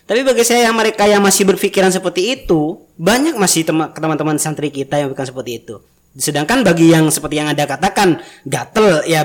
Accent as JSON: {"language": "Indonesian", "region": "East Java", "country": "Indonesia", "said": "Soalnya kebanyakan kita kan orang Madura dan orang Madura di Madura sana"}